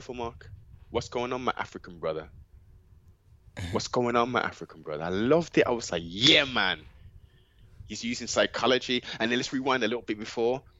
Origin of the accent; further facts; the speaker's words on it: England, United Kingdom; our foreparents came over to the UK from the Caribbean. We have the citizenship of being British